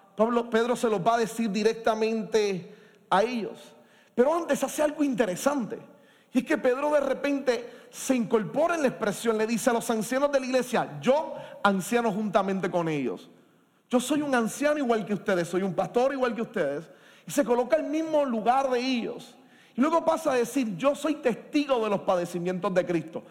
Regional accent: Puerto Rico; como puertorriqueños y puertorriqueñas en nuestro país

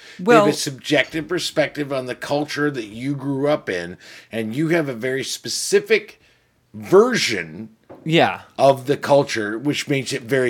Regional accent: Millington, Tennessee, United States; I was born in Millington, Tennessee.

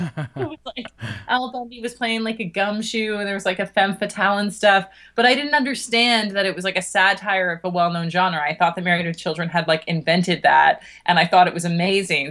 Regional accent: Toronto, Ontario, Canada; moved away as an adult; now in United Kingdom; I'm Canadian, uh, from Toronto

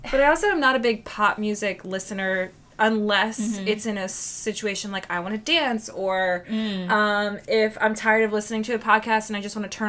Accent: Lancaster, Pennsylvania, United States; we were from Lancaster, Pennsylvania.

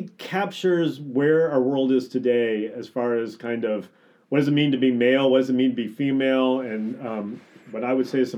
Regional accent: Indianapolis, Indiana, United States; moved away as an adult; also born or lived in Evansville, Indiana / Wooster, Ohio / Chicago, Illinois; I grew up in Indianapolis, Indiana.

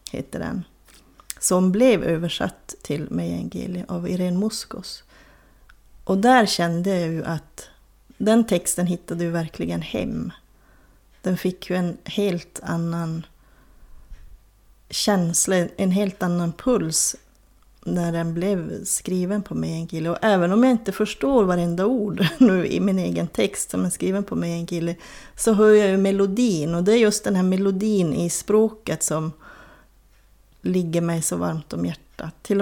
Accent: Lannavaara, Norrbotten County, Sweden; accent: Lannankeli; also born or lived in Kiruna; den variant med en kille som pratas i mina hemtrakter, säger jag nu fast jag är född i Kiruna, men i Soppor och Lannavaara.

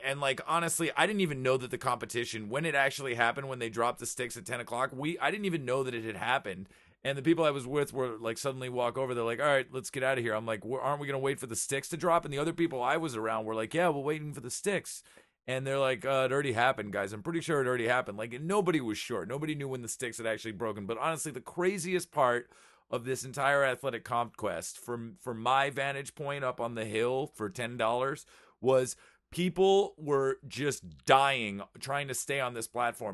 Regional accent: United States; I'm American

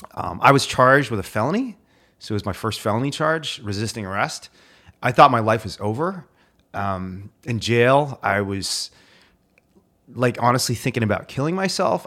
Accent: Indiana, United States; My dog growing up was the only reason I made it through growing up in Indiana

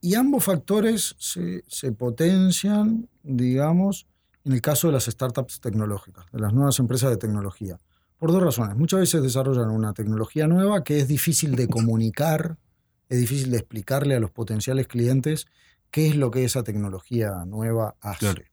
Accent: Uruguay

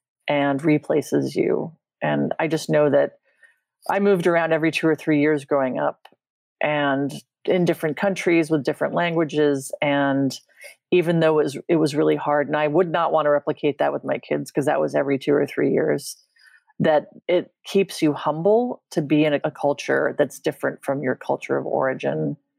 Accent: London, United Kingdom; born there; also born or lived in Vienna, Austria; And I was born in London. And we lived in London twice when I was growing up.

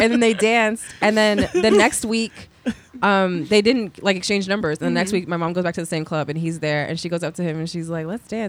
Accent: New Jersey, United States; I am from New Jersey, yes.

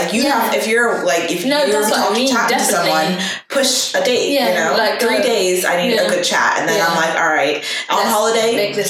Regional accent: New York, United States; moved away; also born or lived in Copenhagen; we're both from New York

